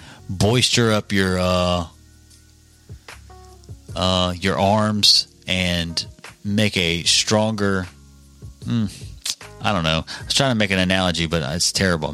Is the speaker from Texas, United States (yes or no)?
no; Mississippi, United States; also born or lived in Pike County, Mississippi; a citizen of Mississippi, our state, our home